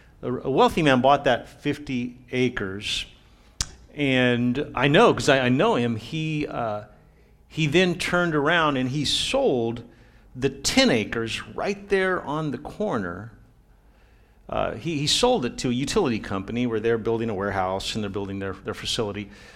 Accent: Brownsville, Texas, United States; I grew up in Brownsville, Homer Hanna High, 18 years old. I graduated and left, and I was gone for a long time.

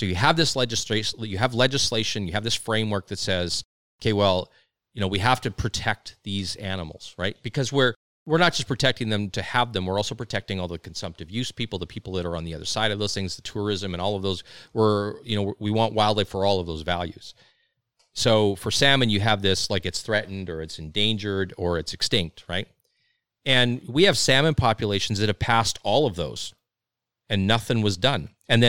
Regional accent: Saskatchewan, Canada; I mean, and I'm in from Saskatchewan. Like, we got, hundreds of thousands of white-tailed deer.

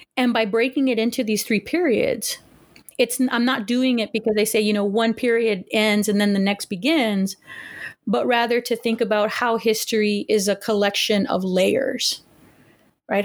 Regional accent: Los Angeles, California, United States; also born or lived in Huntington Park, California / Pittsburgh / Texas / Pasadena; I was born in Huntington Park, California, um, to working class family, and I'm the eldest of two children, and I pretty much grew up in, in the L A area

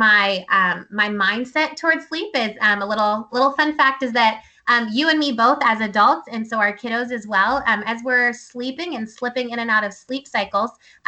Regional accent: Ohio, United States; moved away as an adult; also born or lived in Pennsylvania / Thailand; now in Virginia, United States; I grew up in Ohio

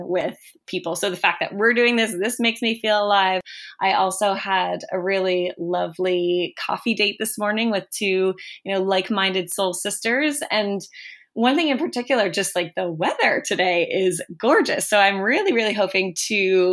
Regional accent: Sydney, Nova Scotia, Canada; moved away as an adult; now in Halifax, Canada; I grew up in Sydney, Nova Scotia in Cape Breton. And I've been in Halifax

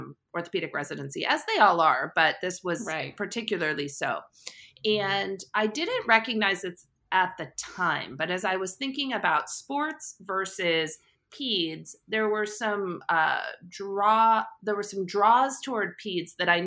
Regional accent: Short Hills, New Jersey, United States; So I'm a Jersey girl. I grew up in Short Hills, New Jersey.

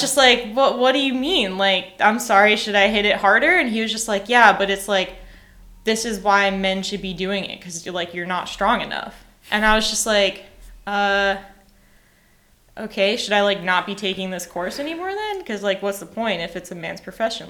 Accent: New York, United States; moved away as an adult; also born or lived in Boston; now in Nashville, United States; I grew up in New York. I lived in Boston

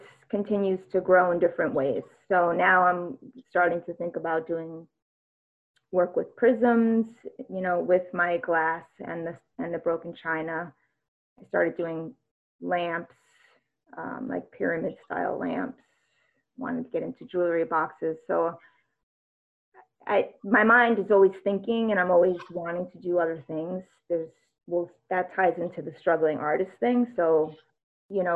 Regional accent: New York, United States; moved away; also born or lived in Nantucket; I grew up in New York. My folks were only about half hour from New York City

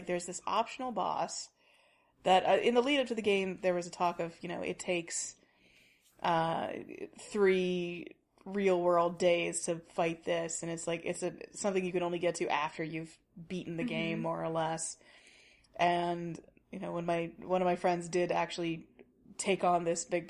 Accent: Tennessee, United States; from Tennessee, you know, which is a landlocked state

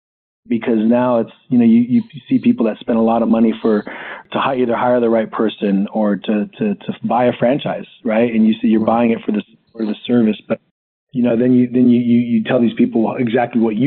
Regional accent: Hawaii, United States; I grew up in Hawaii

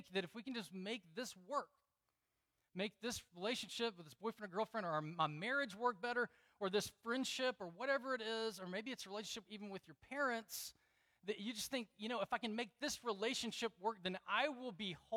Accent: Deep South, United States; I grew up in the Deep South where, you know, you could party on Saturday night and go to church on Sunday

